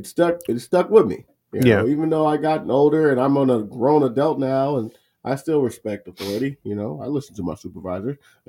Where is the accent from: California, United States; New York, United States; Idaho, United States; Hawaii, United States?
California, United States; Los Angeles; Even as a young kid growing up in Watts